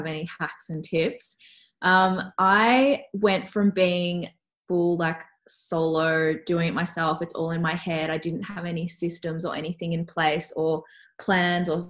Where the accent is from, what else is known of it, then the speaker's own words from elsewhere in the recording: Melbourne, Victoria, Australia; also born or lived in Canada; I'm from Melbourne originally, so Melbourne is so, so cold